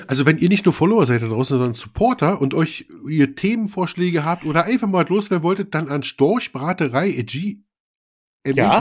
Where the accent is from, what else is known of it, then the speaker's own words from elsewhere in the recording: Brandenburg, Germany; accent: Berliner Schnauze; ich bin ja Brandenburger, aber ich hab so ein bisschen Berliner Schnauze